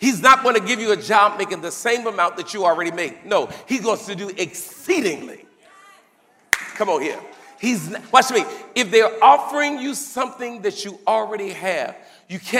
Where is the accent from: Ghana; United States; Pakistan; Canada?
United States; I'm from America